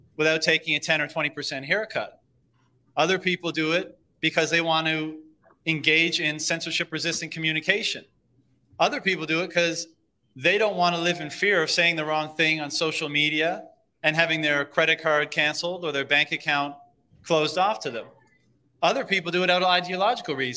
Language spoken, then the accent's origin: English; Canada; as a Canadian